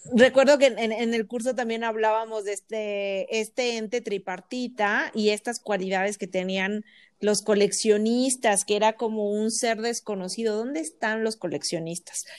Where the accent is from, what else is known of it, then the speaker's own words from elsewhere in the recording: Tlaxcala, Mexico; also born or lived in Puebla / Mexico City / Philadelphia; estudié en Puebla, soy de Tlaxcala, pero estudié en Puebla